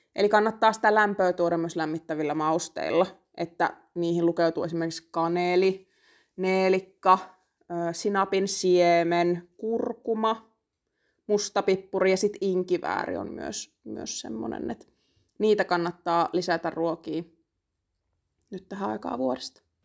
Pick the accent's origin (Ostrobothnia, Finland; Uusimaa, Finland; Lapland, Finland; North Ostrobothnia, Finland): Lapland, Finland; Mä oon itse Lapista